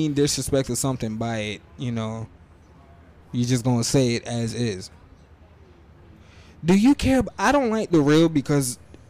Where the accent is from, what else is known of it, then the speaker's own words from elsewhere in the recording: New Jersey, United States; Yeah, I'm from Jersey.